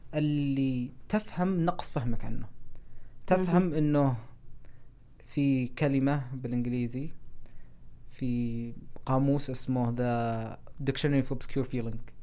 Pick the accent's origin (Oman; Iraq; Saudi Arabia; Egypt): Saudi Arabia; moved away as an adult; also born or lived in Seattle, Washington, United States; انا ما قد طلعت ابدا من السعوديه قبل ما اروح ادرس